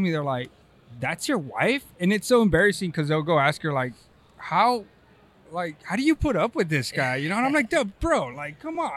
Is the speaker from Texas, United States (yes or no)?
yes; Texas, United States; now in California, United States; I'm from know. Texas. well, I won't. Yeah, I live in California.